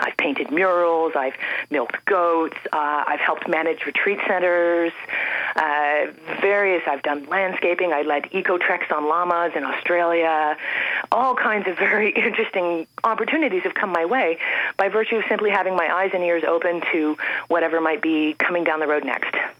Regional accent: Toronto, Ontario, Canada; moved away as an adult; also born or lived in Andes, South America; born and raised in Toronto

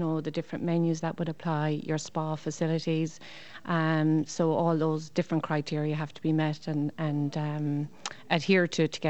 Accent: Tralee, County Kerry, Ireland; I'm from Tralee, which is just 20 miles from here.

